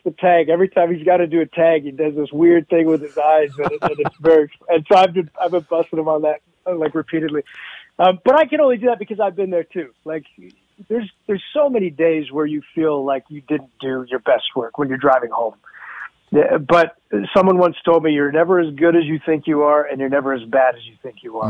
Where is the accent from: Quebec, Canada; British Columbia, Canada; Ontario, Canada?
Ontario, Canada; Hamilton; moved away; I uh, miss my hometown